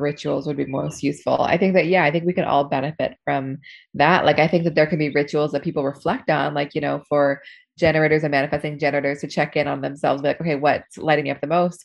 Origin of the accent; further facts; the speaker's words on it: Seattle, Washington, United States; now in New York, United States; I grew up in Seattle and I've um, been in New York for 10 years now